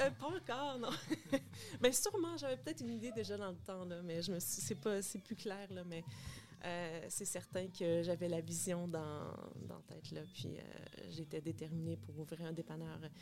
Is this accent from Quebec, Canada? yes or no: no; Bathurst, New Brunswick, Canada; moved away as an adult; also born or lived in United States; now in Montreal, Canada; Je viens du Nouveau-Brunswick. oui, une petite fille de l'Est bien déterminée. En fait, euh, c'est ça, je suis née au Nouveau-Brunswick, à Bathurst, Nouveau-Brunswick.